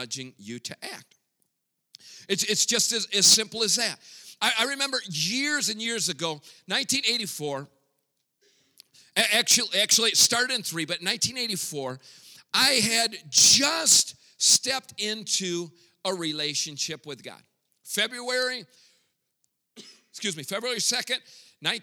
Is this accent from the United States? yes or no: yes; Grand Rapids, Michigan, United States; first language English; moved away as an adult; now in Mexico; Born and raised in Grand Rapids, Michigan